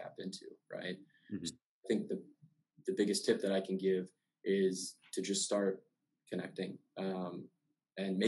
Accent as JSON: {"language": "English", "region": "Maryland", "country": "United States", "said": "I'm from Maryland, and I'm a first-generation college student."}